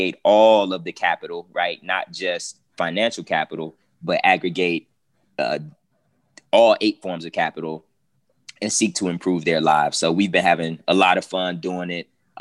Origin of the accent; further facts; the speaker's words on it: Cleveland, Ohio, United States; I'm originally from Cleveland, Ohio